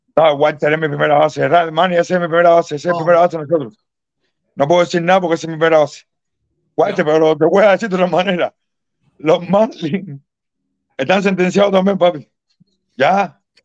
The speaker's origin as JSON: {"language": "Spanish", "country": "Cuba", "said": "soy cubano"}